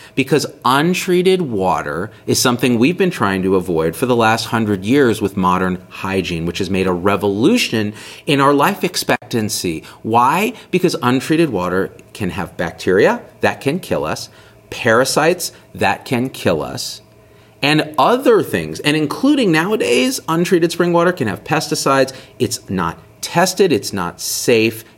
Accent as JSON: {"language": "English", "region": "Central Valley of California", "country": "United States", "tie": "born or raised there", "also_born_or_lived": "Bay Area, California", "moved": "yes", "lives_now": "Las Vegas, United States", "said": "My parents and I grew up in the Central Valley of California with well water."}